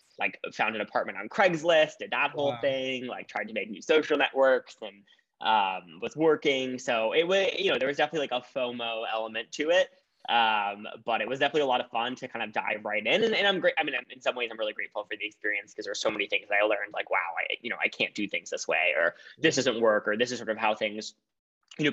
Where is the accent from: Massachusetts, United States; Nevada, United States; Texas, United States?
Massachusetts, United States; Boston; I'm originally from Boston, Massachusetts